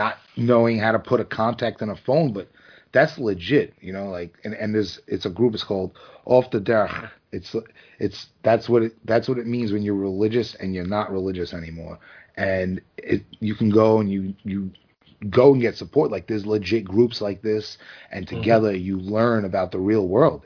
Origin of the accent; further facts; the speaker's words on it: New York City, New York, United States; I grew up in Brooklyn